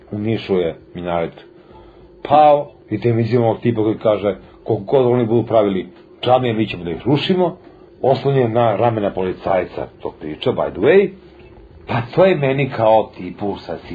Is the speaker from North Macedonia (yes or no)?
no; Serbia; da mi kao Srbi, kao demonstranti, kao protiv Miloševića